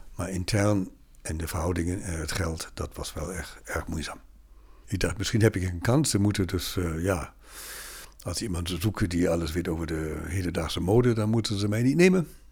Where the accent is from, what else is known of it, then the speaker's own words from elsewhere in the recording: Bremen, Germany; Dutch is a second language; moved away as an adult; also born or lived in Berlin / Tübingen / Lübeck / Regensburg; now in Netherlands; ik ben Noorderling in Bremen opgegroeid